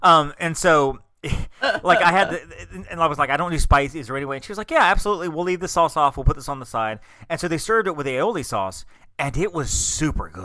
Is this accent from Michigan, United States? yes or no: no; Alabama, United States; I'm from Alabama.